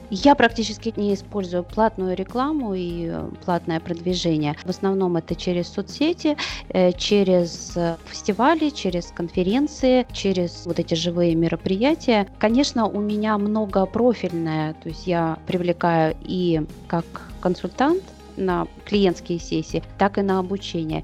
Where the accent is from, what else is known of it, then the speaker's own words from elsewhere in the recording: Saint Petersburg, Russia; я из Петербурга.